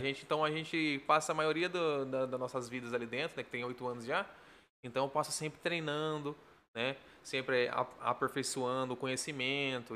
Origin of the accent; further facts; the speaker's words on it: São José do Rio Preto, São Paulo, Brazil; accent: caipira; now in Bady Bassitt, Brazil; eu nasci aqui, né? Uhum. E fui criado mais com a minha família no sítio, né? Sou mais carpira